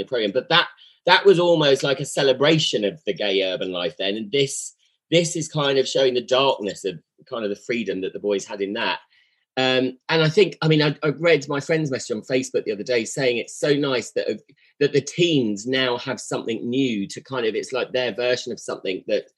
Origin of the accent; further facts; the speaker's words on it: Sussex, South East England, United Kingdom; I come from Sussex